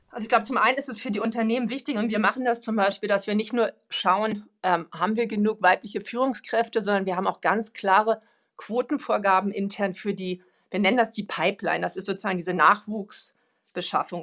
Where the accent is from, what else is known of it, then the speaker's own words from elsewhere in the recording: Sweden; moved away; ich bin ja selber auch Schwedin